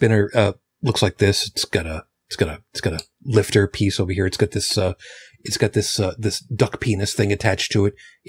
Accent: Canada; I'm Canadian. I don't get the joke. Could you U.S. folks explain that one to me?

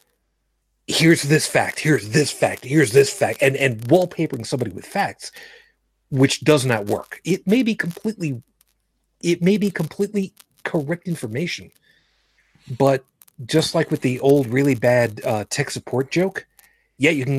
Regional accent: New York City, New York, United States; moved away; I'm originally from Brooklyn

